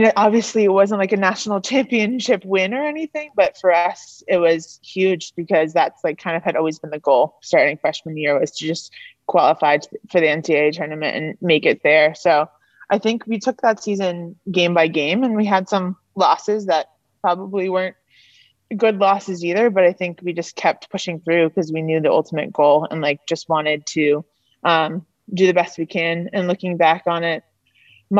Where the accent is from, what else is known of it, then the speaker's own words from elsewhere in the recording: Duxbury, Massachusetts, United States; moved away as an adult; now in Middlebury, United States; I'm from Massachusetts, so I wanted to stay kind of in the New England area, close to home